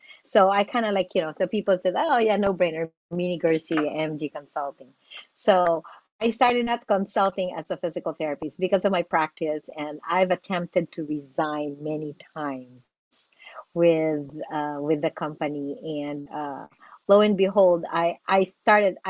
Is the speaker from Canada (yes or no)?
no; Philippines; moved away as an adult; now in United States; I am an immigrant from the Philippines